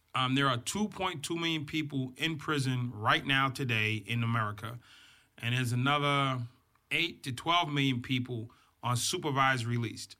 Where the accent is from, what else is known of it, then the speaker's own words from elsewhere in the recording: Boston, Massachusetts, United States; I grew up in Boston, Massachusetts.